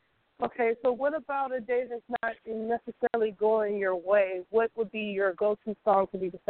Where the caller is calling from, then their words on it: the Bay Area, California, United States; I'm calling from the Bay Area.